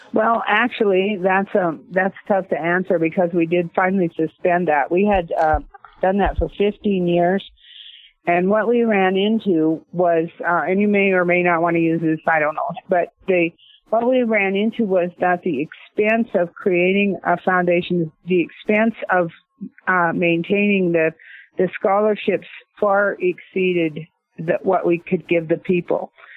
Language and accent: English; Northport, Washington, United States; I grew up in basically in the West. My dad was a marshal. He was a rodeo cowboy.